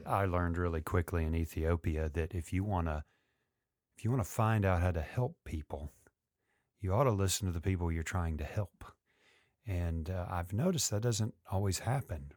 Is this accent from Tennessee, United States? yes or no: yes; Memphis, Tennessee, United States; … and I grew up in Memphis